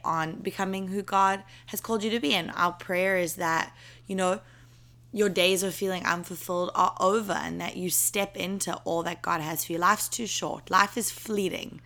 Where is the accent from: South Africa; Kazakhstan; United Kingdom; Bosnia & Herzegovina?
South Africa; moved away as an adult; now in New York, United States; I'll be going back to South Africa